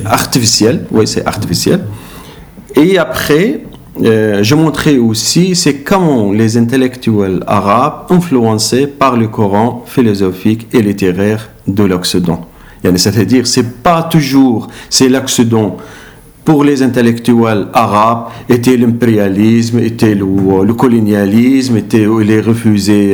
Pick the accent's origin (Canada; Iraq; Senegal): Iraq; French is a second language; moved away as an adult; now in Belgium; de mon pays, il m'a demandé à quitter l'Irak